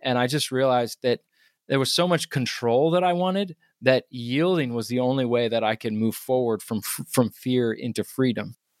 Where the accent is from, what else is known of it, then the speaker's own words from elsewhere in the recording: Charlottesville, Virginia, United States; I grew up in Charlottesville, Virginia